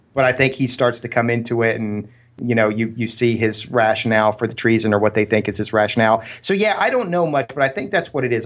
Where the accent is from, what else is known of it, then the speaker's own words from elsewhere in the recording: Columbus, Ohio, United States; now in Pleasanton, California, United States; growing up in Columbus, Ohio